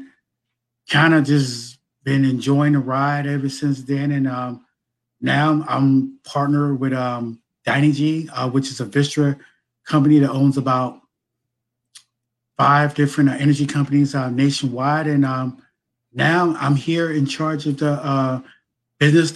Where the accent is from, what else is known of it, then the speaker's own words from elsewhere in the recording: Cincinnati, Ohio, United States; also born or lived in Philadelphia; I'm born and raised in Cincinnati